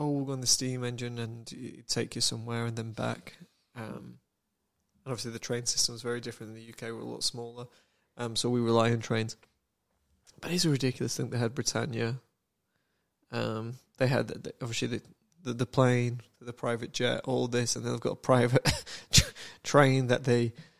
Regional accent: Samoa; "Oh yeah, I'm from Samoa,"

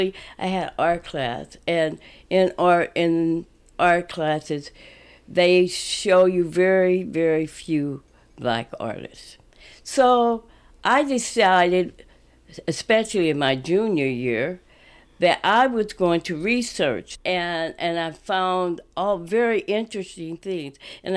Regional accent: Kansas City, Missouri, United States; now in Omaha, United States; I'm originally from Kansas City, Missouri, and I moved here in 1954.

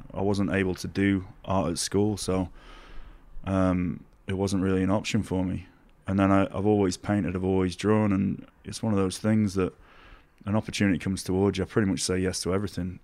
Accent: Doncaster, Yorkshire and the Humber, United Kingdom; it's where I'm from. It's, it's the way that I've been brought up

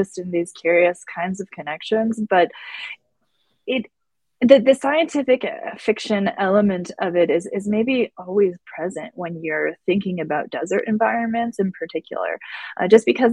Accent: Tucson, Arizona, United States; now in Syracuse, United States; in Tucson, in my hometown.

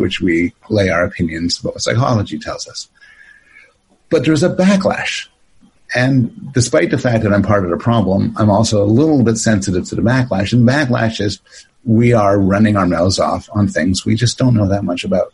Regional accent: Canada; also born or lived in Toronto; now in United States; born in born in Canada, but uh, uh, my mom was from the states, and I live in the states

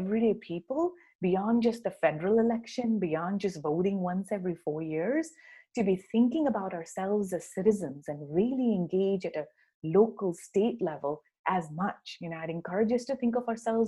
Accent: Karachi, Sindh, Pakistan; now in United States; my hometown of Karachi

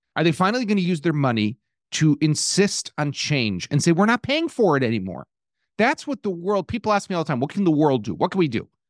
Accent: Chicago, Illinois, United States; now in Israel; I'm from Chicago

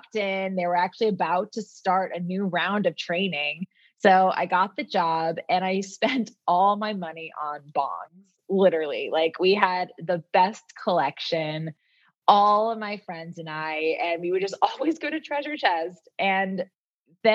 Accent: Florida, United States; moved away as an adult; now in California, United States; I grew up in Florida

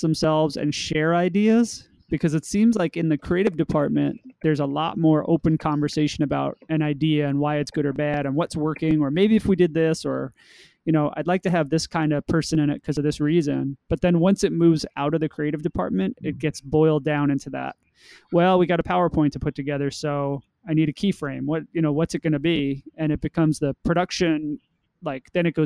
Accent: New York City, New York, United States; I grew up in Queens

